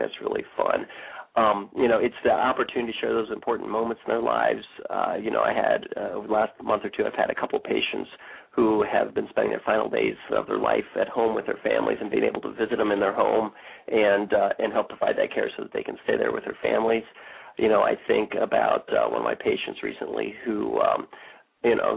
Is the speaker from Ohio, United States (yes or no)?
yes; Bellefontaine, Ohio, United States; I grew up here in Bell Fountain, lived here since I was three